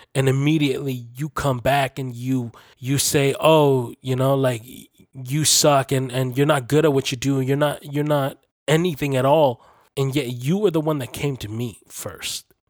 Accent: Canada; I was born and raised here in Canada, and this is my country too, this is my home.

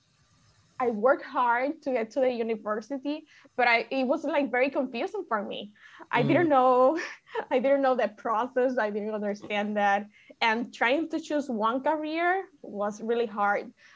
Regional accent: Lares, Puerto Rico; also born or lived in Mayagüez, Puerto Rico; I am from Lares. Lares is in the west rural part of Puerto Rico.

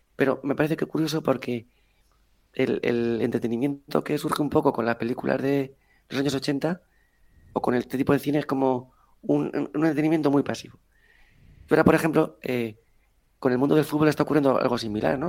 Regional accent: Spain; los malos somos los españoles

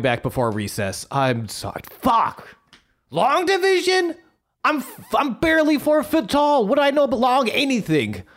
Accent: Buffalo, New York, United States; born or raised there

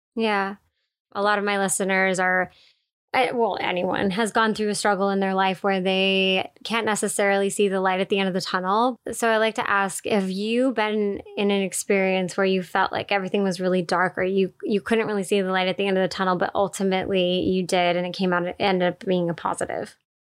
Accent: East Coast, United States; I grew up on the East Coast as well

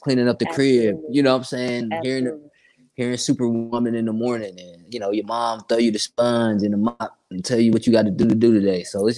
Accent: Sanford, Florida, United States; also born or lived in Columbus; I was born in Columbus, but I ended up moving to Florida as a young kid to a city called Sanford. It's 30 minutes outside of Orlando. You know what I'm saying? So I grew up kind of out in Sanford, man.

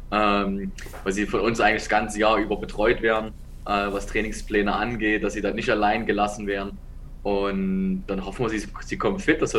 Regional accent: Dresden, Saxony, Germany; moved away; also born or lived in Ravensburg; ich komme aus Dresden.

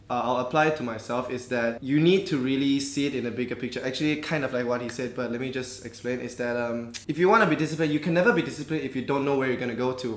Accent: Malaysia; me being more Malaysian than you guys

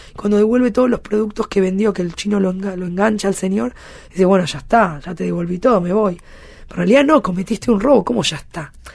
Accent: Argentina; now in France; yo soy argentina a la vez

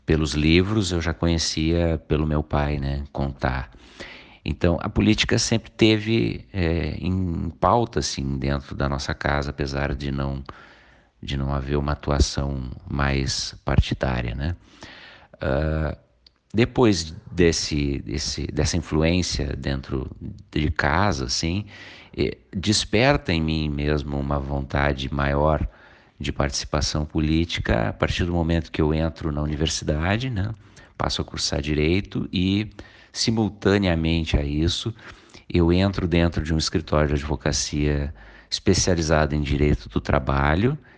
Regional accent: Canoas, Rio Grande do Sul, Brazil; É, eu sou nascido em Canoas, nasci e me criei em Canoas. É, me mudei para Eldorado do Sul em 2009

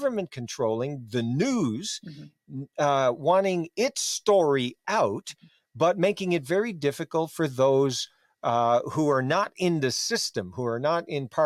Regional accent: Newfoundland and Labrador, Canada; growing up in Newfoundland

